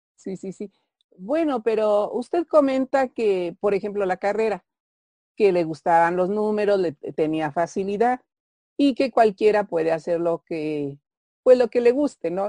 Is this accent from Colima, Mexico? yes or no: no; Pachuca, Hidalgo, Mexico; donde yo nací, Pachuca Hidalgo